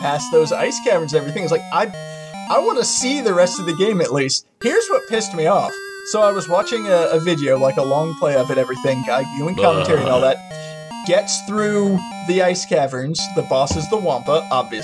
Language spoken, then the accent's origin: English; St. Augustine, Florida, United States; I'm from St. Augustine